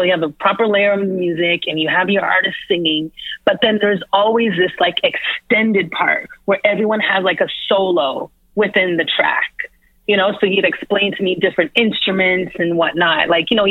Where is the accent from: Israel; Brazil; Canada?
Canada; Toronto, Ontario; now in New York, United States; growing up in Toronto